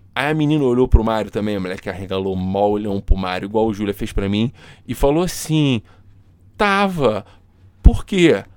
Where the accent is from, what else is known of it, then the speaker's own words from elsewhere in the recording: Rio de Janeiro, Brazil; a gente é do Rio de Janeiro